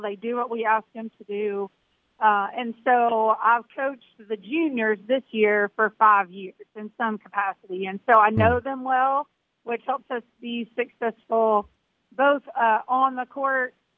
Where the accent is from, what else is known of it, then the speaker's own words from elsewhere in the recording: Georgia, United States; moved away as an adult; I grew up in Georgia, actually, and then went to the Air Force Academy